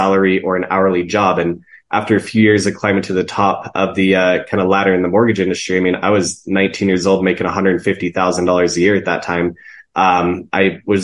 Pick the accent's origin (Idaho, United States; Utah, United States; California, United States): Utah, United States; Salt Lake City; born and raised here in Salt Lake City, Utah